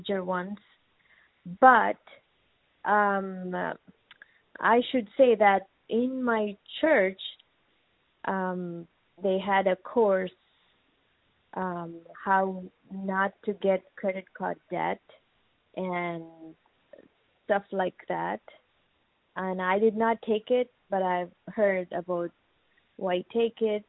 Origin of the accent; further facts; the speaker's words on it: India; moved away as an adult; now in United States; I'm 39 years old, and I'm from India.